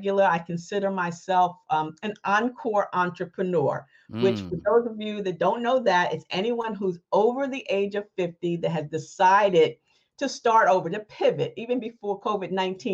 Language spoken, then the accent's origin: English; New Rochelle, New York, United States; also born or lived in Ohio / Mount Vernon, New York; I was born and raised in Ohio, but I actually grew up in New Rochelle, New York